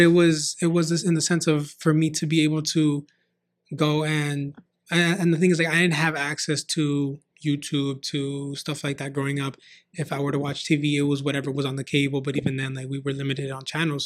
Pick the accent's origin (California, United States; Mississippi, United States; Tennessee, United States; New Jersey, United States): California, United States; San Fernando Valley; I grew up in San Fernando Valley and moved out to the A V, uh, I believe at the age of nine or ten